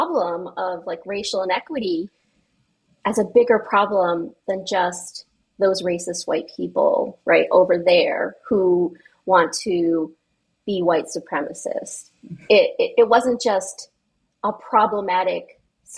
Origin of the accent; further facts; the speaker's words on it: New England, United States; I'm a person from New England